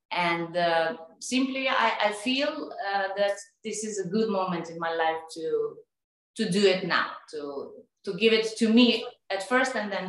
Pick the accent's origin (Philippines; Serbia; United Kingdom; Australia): Serbia; English is a second language; moved away as an adult; now in Dubai, United Arab Emirates; I'm from Serbia. Uh, I live in Dubai last four years.